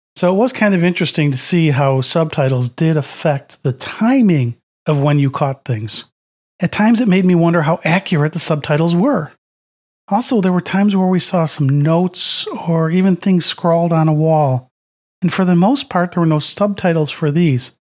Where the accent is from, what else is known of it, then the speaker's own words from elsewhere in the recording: United States; we in the U S